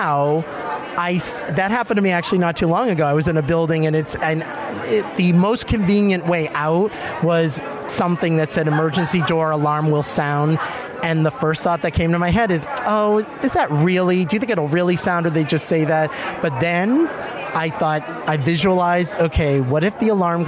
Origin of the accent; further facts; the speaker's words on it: Boston, Massachusetts, United States; I am from Boston, Massachusetts